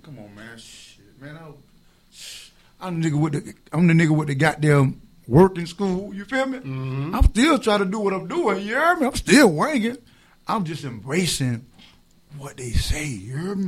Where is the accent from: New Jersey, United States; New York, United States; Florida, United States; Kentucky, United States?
Florida, United States; Tampa; I'm from Tampa